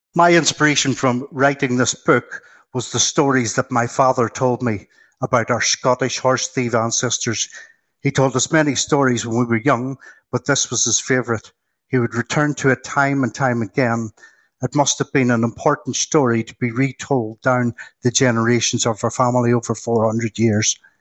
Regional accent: Ireland; I was born in the Republic of Ireland, side of the Northern Irish border

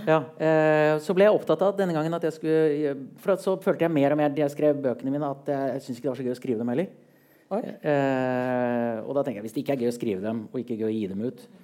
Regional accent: Oslo, Norway; jeg kommer fra Oslo

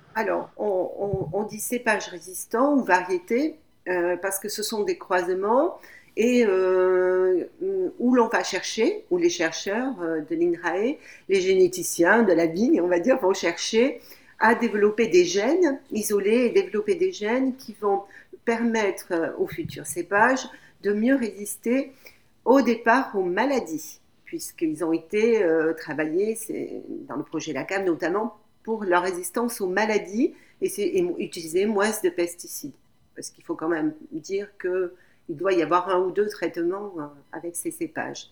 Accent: France; chez nous en France

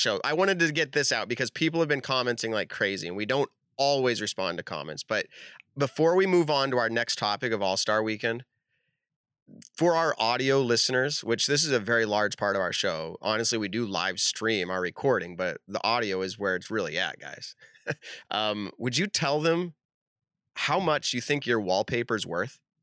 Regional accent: Leicester, Massachusetts, United States; I'm from Leicester

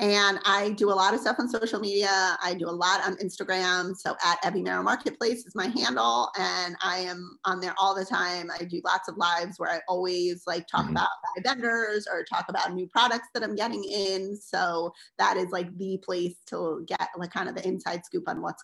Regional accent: Philadelphia, Pennsylvania, United States; now in Roswell, United States; we're from the Philadelphia area

